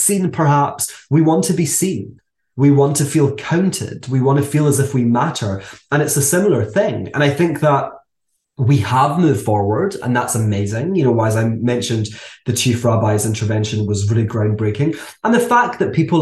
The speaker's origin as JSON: {"language": "English", "town": "Glasgow", "region": "Scotland", "country": "United Kingdom", "tie": "born or raised there", "said": "I'm from Glasgow, as people know. I worked for the Glasgow Jewish community"}